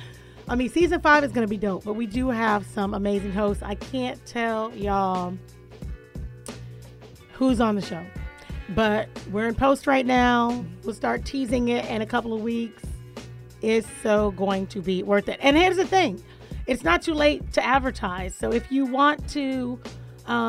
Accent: Florida, United States; now in Atlanta, United States; I'm from Florida

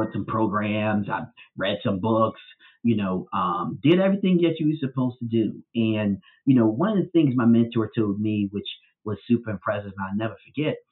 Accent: Philadelphia, Pennsylvania, United States; growing up in North Philadelphia

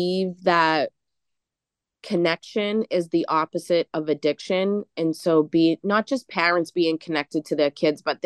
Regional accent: Boston, Massachusetts, United States; growing up in Charlestown, we had to have like this kill or be killed attitude

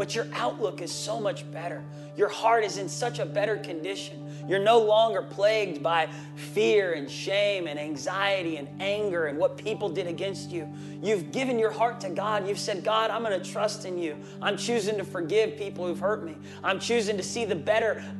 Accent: Tulsa, Oklahoma, United States; I'm an Okie from Tulsa, Oklahoma

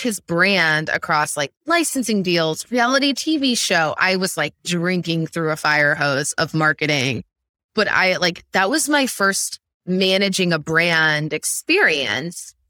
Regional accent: central Illinois, United States; I grew up in the Midwest. I'm from central Illinois, small town, very rural

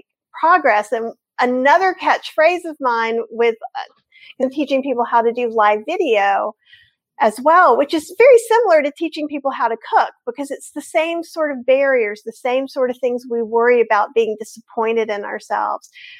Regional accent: North Carolina, United States; I'm from North Carolina. I grew up here. I am Southern.

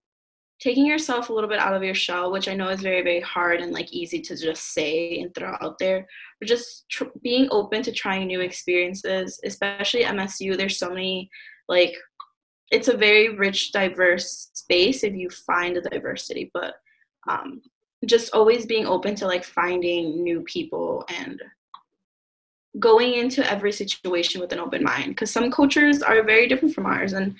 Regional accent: Detroit, Michigan, United States; I grew up in Southwest Detroit

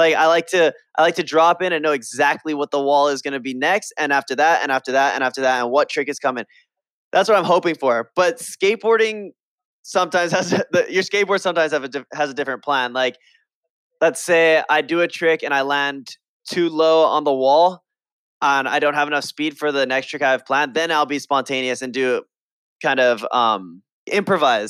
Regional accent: Hawaii, United States; in Hawaii, I grew up skating my local skate park

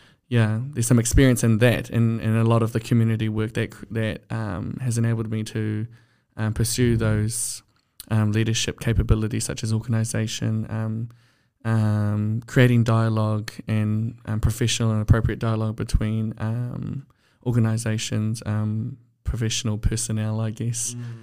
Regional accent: Hauraki, Waikato, New Zealand; Ka pai, yeah, so growing up in Ahauraki, I had the privilege of being a part of a rangatahi rōpū

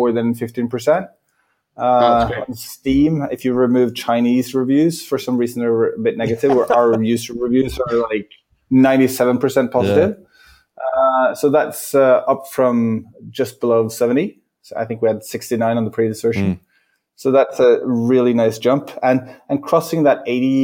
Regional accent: Oslo, Norway; I grew up in Oslo, Norway

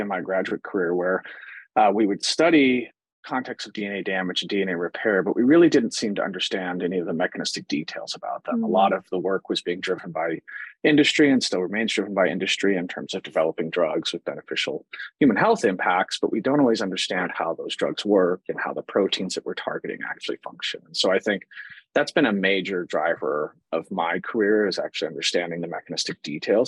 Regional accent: Cheyenne, Wyoming, United States; moved away as an adult; also born or lived in Colorado / Iowa; now in Kansas City, United States; I was born and raised in Cheyenne, Wyoming

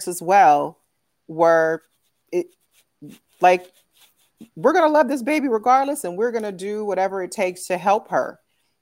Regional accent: San Francisco, California, United States; moved away as an adult; also born or lived in Dallas, Texas; now in New Haven, United States; I'm actually originally from San Francisco, California

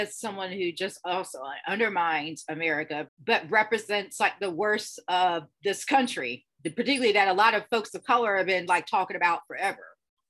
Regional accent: United States; as an American

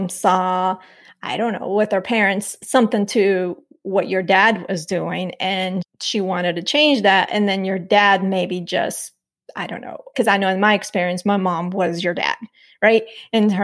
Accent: Nampa, Idaho, United States; also born or lived in Colombia; We moved to the U.S. It was to Idaho, like Nampa, Idaho

